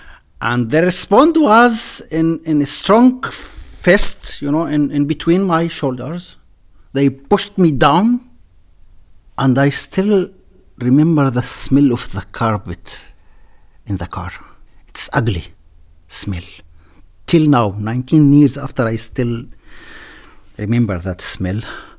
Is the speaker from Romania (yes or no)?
no; Israel; I'm a journalist. I work in the Israeli TV channel 11. I'm a Druze from the Druze community in Israel.